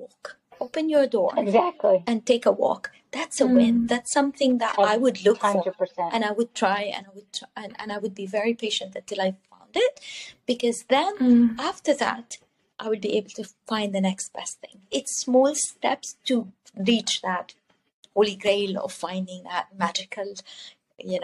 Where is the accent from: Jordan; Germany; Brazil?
Jordan; moved away as an adult; also born or lived in Dubai / Cyprus; now in Canada; I'm originally from the Middle East. I grew up born and raised in the Middle East, in Jordan